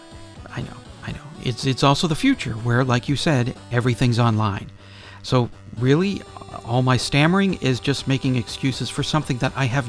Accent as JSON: {"language": "English", "country": "United States", "also_born_or_lived": "Phoenix", "said": "I'm an American"}